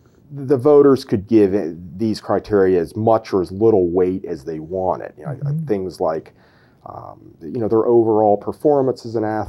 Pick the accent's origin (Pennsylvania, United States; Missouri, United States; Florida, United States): Pennsylvania, United States; Philadelphia; also born or lived in Downingtown; I grew up in the Philadelphia area.